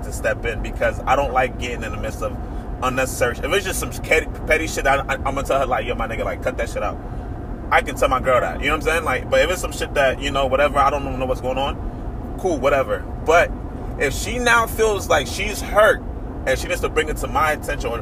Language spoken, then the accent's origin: English; New York, United States; I grew up in New York